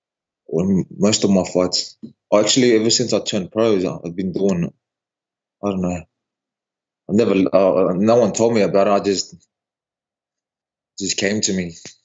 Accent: New Zealand; also born or lived in Tonga; now in Australia; I grew up in New Zealand.

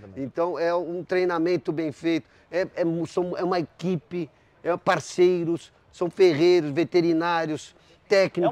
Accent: São Paulo, Brazil; Eu sou uma pessoa que nasci em São Paulo e que fomos para o campo

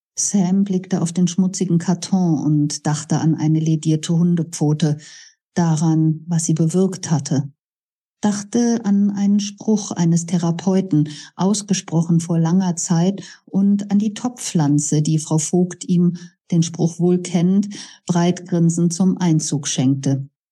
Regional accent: Bonn, North Rhine-Westphalia, Germany; Bad Godesberg tatsächlich meine Heimatstadt

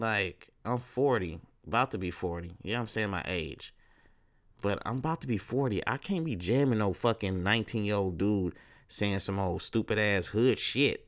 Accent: Texas, United States; I'm from Texas

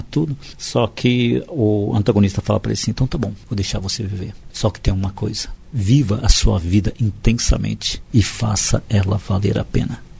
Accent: Guaratinguetá, São Paulo, Brazil; now in São Paulo, Brazil; sou do interior, eu sou de Guaratinguetá

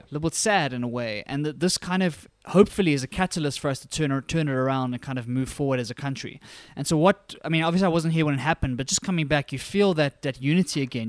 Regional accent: Johannesburg, Gauteng, South Africa; born and bred in Johannesburg, South Africa

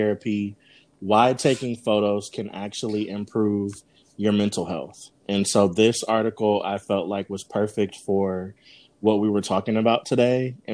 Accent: Columbus, Ohio, United States; moved away as an adult; now in Charlotte, United States; born and raised in Columbus, Ohio

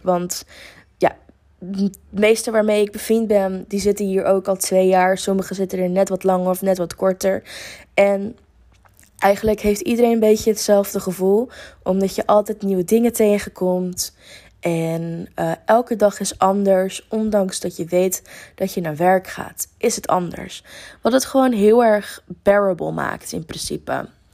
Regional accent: near Amsterdam, North Holland, Netherlands; moved away as an adult; now in Lisbon, Portugal; ik kom uit de buurt van Amsterdam

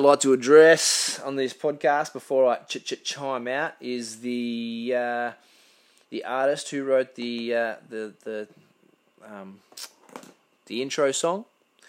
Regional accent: Karratha, Western Australia, Australia; also born or lived in Perth; now in Port Hedland, Australia; we grew up in Carthage as kids when we were young fellas. We were there for 8 years or something like that.

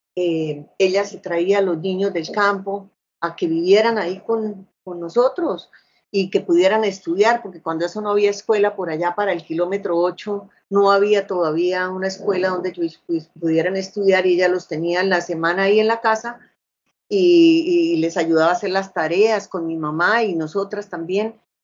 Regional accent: Bucaramanga, Santander, Colombia; yo nací acá en Bucaramanga, o sea, soy santanderiana

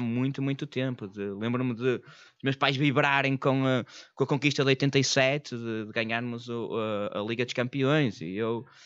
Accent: Porto, Norte, Portugal; moved away; eu sou do Porto

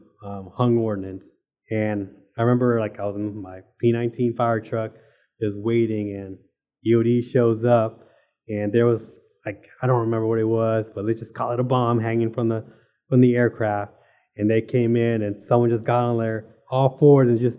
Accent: Arlington, Texas, United States; moved away as an adult; I'm originally from Arlington, Texas

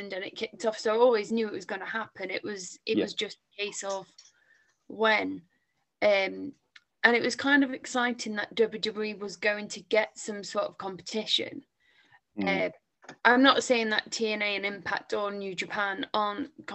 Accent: England, United Kingdom; as an English wrestling fan

